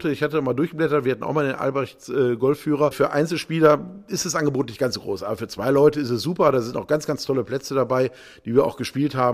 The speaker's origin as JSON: {"language": "German", "region": "North Rhine-Westphalia", "country": "Germany", "said": "Äh, ich komme jetzt aus dem Ruhrgebiet, äh, da musste man also 30.000 D-Mark einzahlen, um überhaupt Mitglied zu werden."}